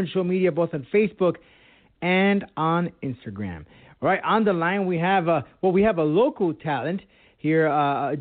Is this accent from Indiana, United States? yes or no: no; Miami, Florida, United States; I was born here in Miami